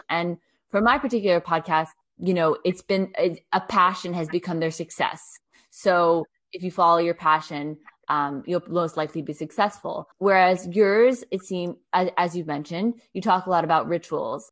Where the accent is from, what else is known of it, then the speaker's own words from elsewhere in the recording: United States; now in France; i'm American